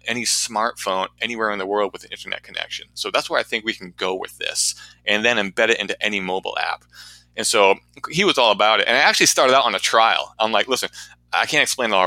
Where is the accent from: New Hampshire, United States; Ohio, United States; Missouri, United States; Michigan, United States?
New Hampshire, United States; Portsmouth; my hometown here in Portsmouth, New Hampshire